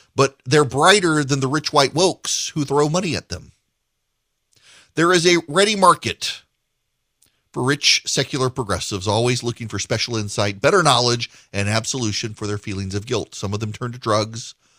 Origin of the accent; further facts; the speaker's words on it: Dubai, United Arab Emirates; moved away; also born or lived in Macon, Georgia; I grew up in Dubai